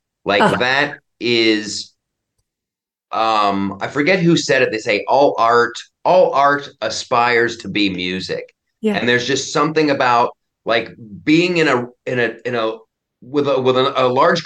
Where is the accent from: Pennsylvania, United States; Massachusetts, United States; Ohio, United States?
Ohio, United States; Columbus; I grew up in Columbus, Ohio